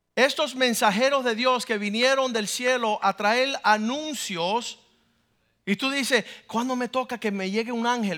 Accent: Cuba; now in United States; Yo soy cubano.

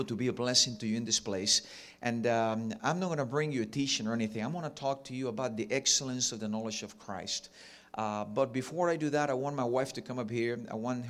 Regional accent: Cuba; accent: Ricky Ricardo; first language Spanish; English is a second language; also born or lived in Jacksonville, United States; now in Miami, United States; I have a little bit of a Ricky Ricardo accent because I was born and raised in Cuba

